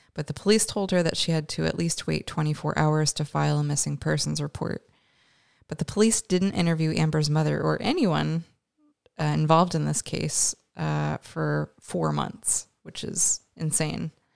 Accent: Canada; we're both Canadian

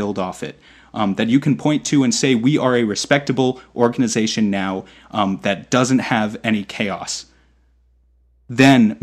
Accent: New York, United States; I was in New York, I'm from New York.

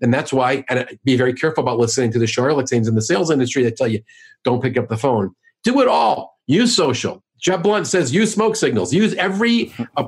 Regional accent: New York, United States; now in St. Louis, United States; I'm from New York, I live in St. Louis

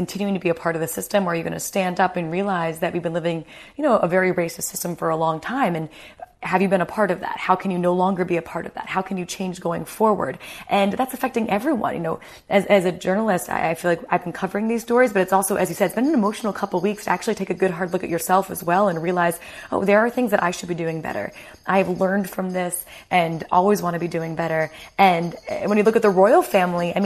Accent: United States; moved away as an adult; now in United Kingdom; I'm American

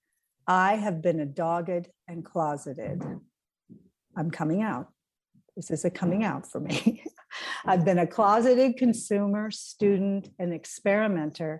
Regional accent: St. Johnsbury, Vermont, United States; moved away as an adult; also born or lived in Los Angeles, California / Burlington, Vermont; I was raised in St. Johnsbury, Vermont, which is in the northeastern corner of Vermont

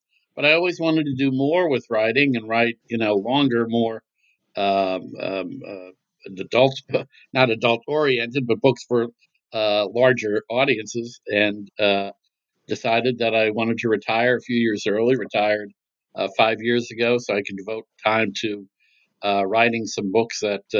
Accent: Scranton, Pennsylvania, United States; moved away as an adult; also born or lived in Washington, D.C.; I grew up in Scranton, Pennsylvania

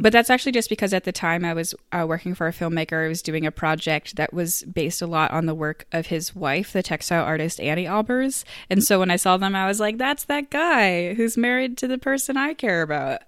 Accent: Maine, United States; moved away as an adult; also born or lived in Boston; I'm from Maine

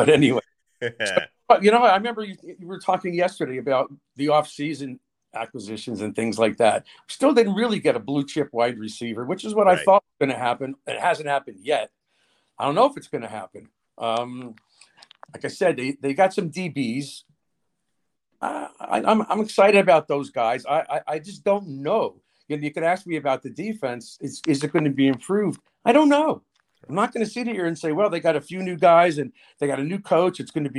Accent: Newark, New Jersey, United States; Newark, which is my hometown

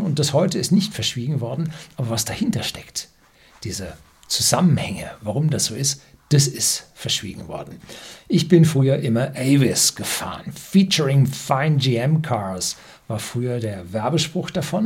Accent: Bavaria, Germany; also born or lived in south of Munich; als Bayer, wenn man im Süden von München wohnt

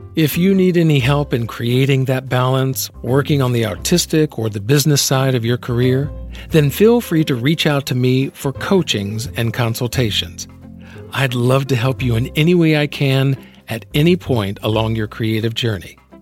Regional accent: Alabama, United States; I'm from the South as well, being from Alabama

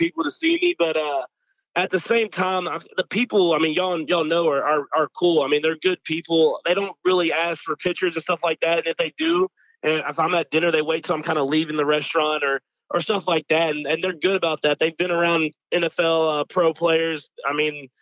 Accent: Texas, United States; now in Kansas City, United States; I'm from Texas

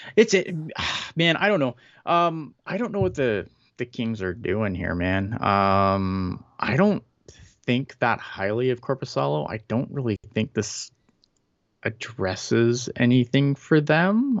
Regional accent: Canada; as a Canadian, as a someone who lives up here

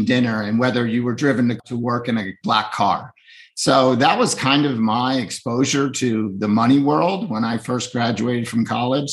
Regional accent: Northeast, United States; I grew up in the Northeast

